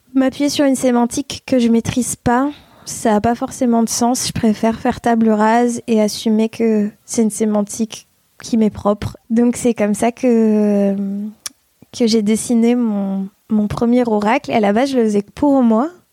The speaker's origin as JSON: {"language": "French", "region": "Provence-Alpes-Côte d'Azur", "country": "France", "tie": "born or raised there", "also_born_or_lived": "Bordeaux", "said": "j'ai déménagé dans la région avec mes parents et ma sœur quand j'avais 8 ans"}